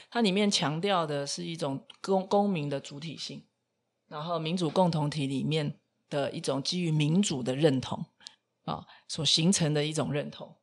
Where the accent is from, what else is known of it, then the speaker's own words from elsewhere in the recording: Taipei, Taiwan; 我们大概在台北出生长大